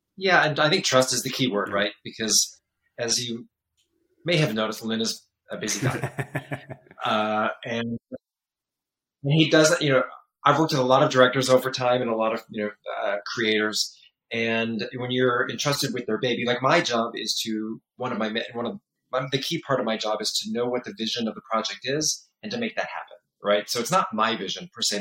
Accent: San Diego, California, United States; also born or lived in Michigan / Los Angeles; I was born in Michigan, raised in San Diego

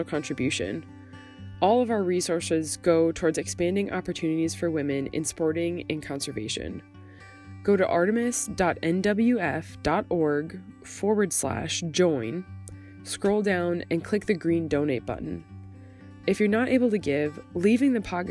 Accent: Tennessee, United States; my home state of Tennessee

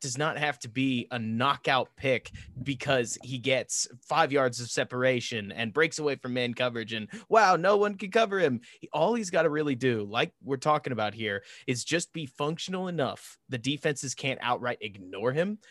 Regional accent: Dallas, Texas, United States; I grew up in Dallas

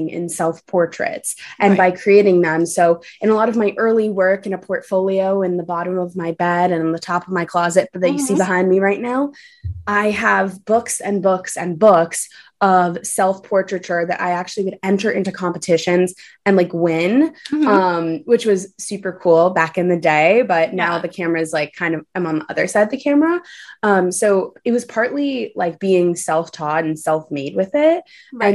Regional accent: New York City, New York, United States; also born or lived in Los Angeles; I'm born and raised in New York City

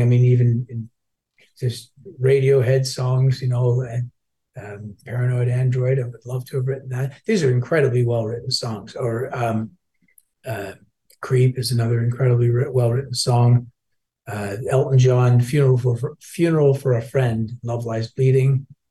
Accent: Toronto, Ontario, Canada; also born or lived in Glasgow, Scotland; I grew up in Toronto

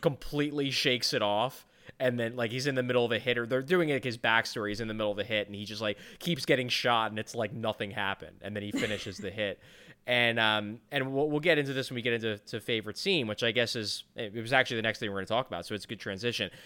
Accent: Ireland; I'm Irish

